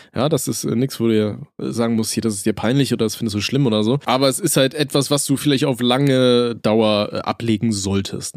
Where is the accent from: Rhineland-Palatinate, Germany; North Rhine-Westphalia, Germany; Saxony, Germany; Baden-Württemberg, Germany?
North Rhine-Westphalia, Germany; Aachen; Bei uns in Aachen